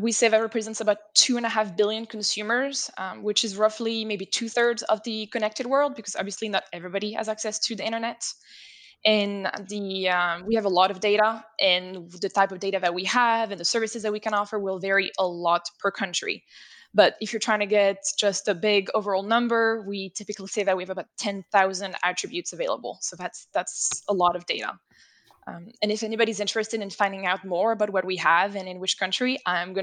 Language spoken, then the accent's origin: English; France; first language French; English is a second language; moved away; France is my native country.